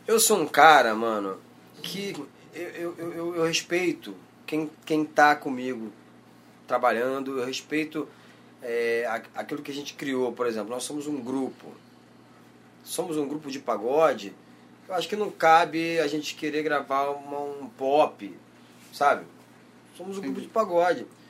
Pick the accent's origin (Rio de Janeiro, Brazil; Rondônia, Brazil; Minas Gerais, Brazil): Rio de Janeiro, Brazil; Nova Iguaçu; eu vim de Nova Iguaçu, a minha infância foi extremamente humilde